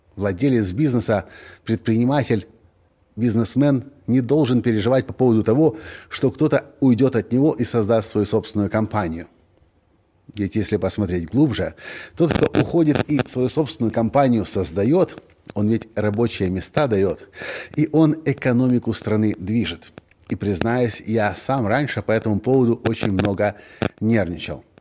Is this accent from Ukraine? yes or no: yes; Ukraine; мы из Украины